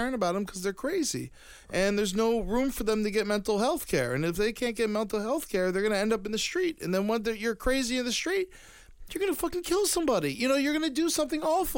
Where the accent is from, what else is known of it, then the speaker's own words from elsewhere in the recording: Florida, United States; growing up in Florida